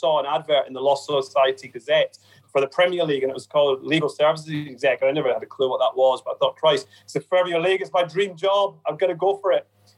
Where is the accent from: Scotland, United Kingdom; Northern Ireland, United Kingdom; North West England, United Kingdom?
Scotland, United Kingdom; Glasgow; Well, I think as a youngster growing up in Glasgow, you were either Rangers or Celtic, and I got taken to a Rangers game by my late grandpa, so that Rangers became a way of life for me.